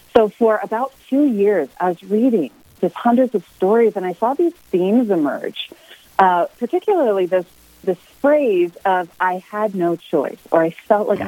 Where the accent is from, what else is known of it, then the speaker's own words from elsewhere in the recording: Michigan, United States; now in Colorado Springs, United States; I'm from Michigan originally. I grew up on a farm there